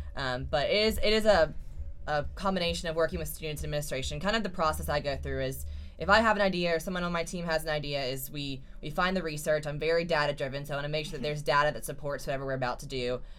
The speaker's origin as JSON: {"language": "English", "town": "Lexington", "region": "South Carolina", "country": "United States", "said": "I'm a senior from Lexington, South Carolina"}